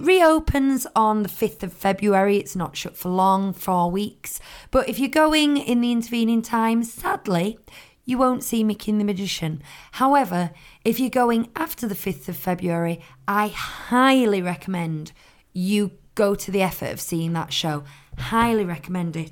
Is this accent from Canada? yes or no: no; United Kingdom; we're British